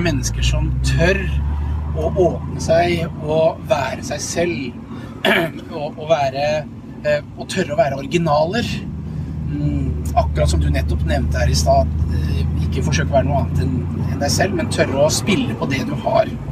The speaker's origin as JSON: {"language": "Norwegian", "town": "Langesund", "region": "Telemark", "country": "Norway", "tie": "born or raised there", "also_born_or_lived": "Drammen", "moved": "yes", "said": "Jeg er oppvokst i Langesund"}